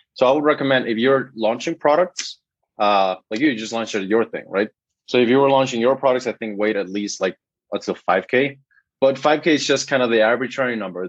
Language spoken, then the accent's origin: English; Guatemala; first language Spanish; English is a second language; I'm from Guatemala